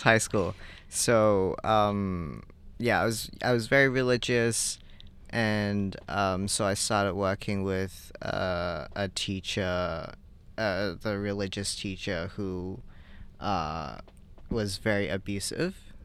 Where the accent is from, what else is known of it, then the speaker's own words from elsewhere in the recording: Hong Kong; I grew up in Hong Kong